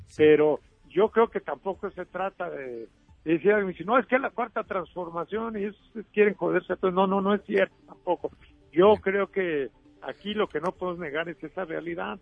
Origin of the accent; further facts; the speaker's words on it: Michoacán, Mexico; en Michoacán, de donde yo soy